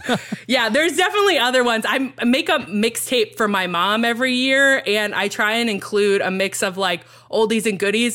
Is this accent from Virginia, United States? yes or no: yes; Virginia, United States; also born or lived in Texas; I grew up in Texas and then Virginia